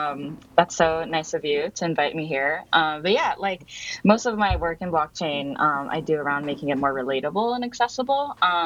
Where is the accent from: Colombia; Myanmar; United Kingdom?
Myanmar; also born or lived in Japan; So I grew up abroad. So I'm Japanese, and I grew up in Myanmar.